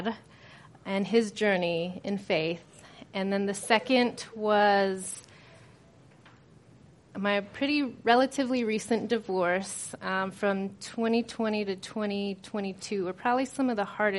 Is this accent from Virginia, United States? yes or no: yes; Virginia, United States; moved away; I was raised in Virginia